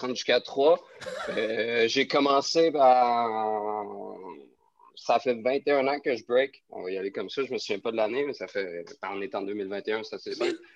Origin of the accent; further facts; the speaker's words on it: Quebec City, Quebec, Canada; now in Montreal, Canada; je viens de Québec